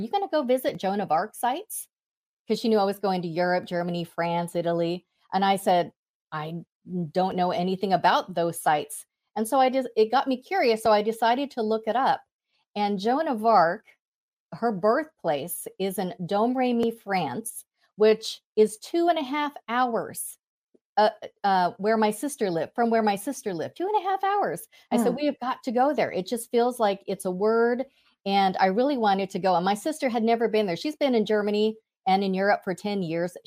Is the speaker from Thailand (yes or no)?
yes; Thailand; moved away; I'm from Asia, I'm from Thailand